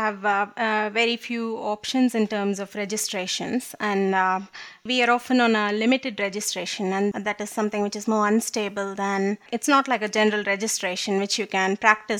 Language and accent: English; India; moved away as an adult; I come from India and it's a bit more hush there.